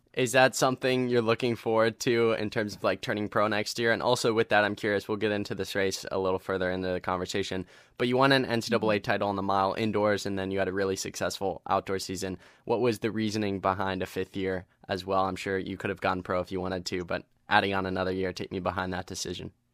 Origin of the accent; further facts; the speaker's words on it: Ohio, United States; coming from Ohio